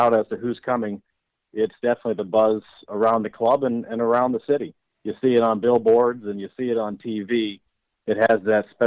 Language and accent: English; Pittsburgh, Pennsylvania, United States; moved away as an adult; now in St. Louis, United States; where I grew up in Pittsburgh